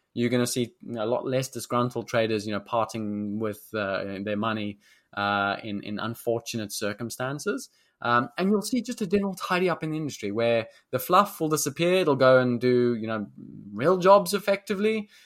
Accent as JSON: {"language": "English", "country": "South Africa", "also_born_or_lived": "London", "moved": "as an adult", "said": "South Africans, we are very naturally confident"}